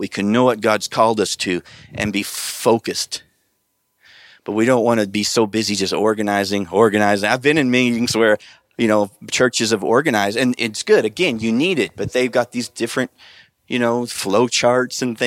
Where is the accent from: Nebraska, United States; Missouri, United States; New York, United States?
Nebraska, United States; So I'm from Nebraska, and I know how, you know, I grew up in an agricultural area